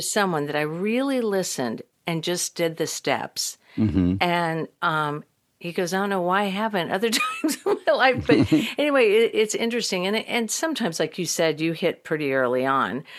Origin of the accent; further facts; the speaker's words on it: Midwest, United States; moved away as an adult; also born or lived in Texas; now in Los Angeles, United States; I'm from the Midwest